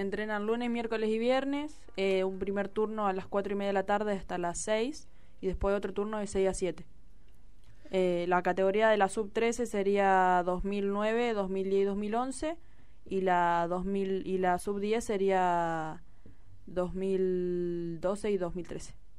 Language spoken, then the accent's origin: Spanish; Argentina; la mayoría de las chicas somos de acá de Villa